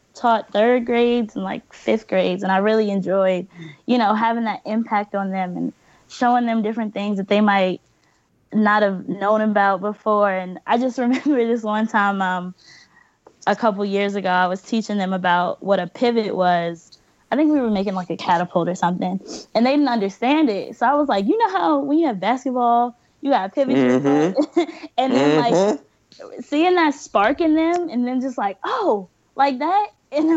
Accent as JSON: {"language": "English", "town": "Bryans Road", "region": "Maryland", "country": "United States", "tie": "born or raised there", "moved": "as an adult", "lives_now": "Fort Washington, United States", "said": "I want to put Brian's Road on the map. Because I swear, that's my hometown. I live in Fort Washington now, but I'm from Ryan's Road"}